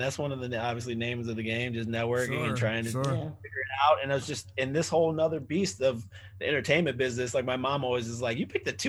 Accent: Solon, Ohio, United States; moved away as an adult; also born or lived in Los Angeles, United States; all the guys that I grew up with in Solon.

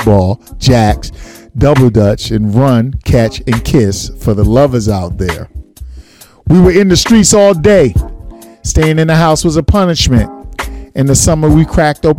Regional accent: New York City, New York, United States; Brooklyn, East Flatbush, stand up. That's exactly where I'm from.

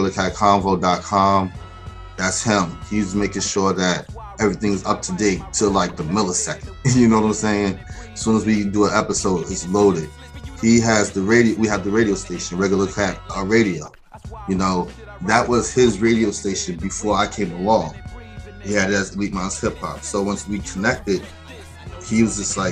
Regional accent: Mount Vernon, New York, United States; I grew up in Mount Vernon, New York

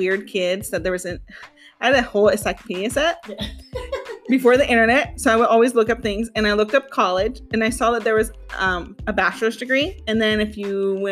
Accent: Gilroy, California, United States; also born or lived in Hollister; I was born in Gilroy

